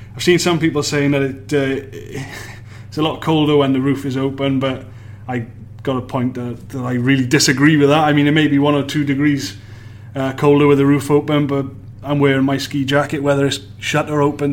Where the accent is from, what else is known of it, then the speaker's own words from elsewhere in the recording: Wales, United Kingdom; being a Welshman